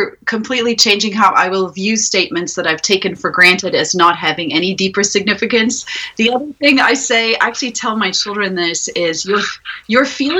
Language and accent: English; South Africa; moved away as an adult; also born or lived in Ukraine; I'm from South Africa originally, so if you hear an accent coming and going, that's where it's from.